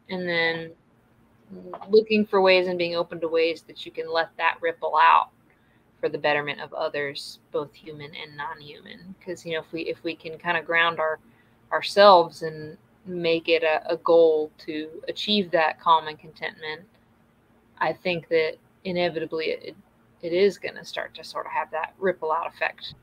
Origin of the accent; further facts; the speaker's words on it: the South, United States; growing up in the South